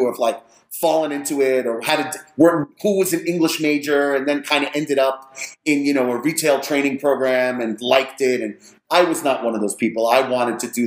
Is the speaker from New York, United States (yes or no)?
yes; New York, United States; moved away as an adult; also born or lived in Miami; now in Las Vegas, United States; I am a native New Yorker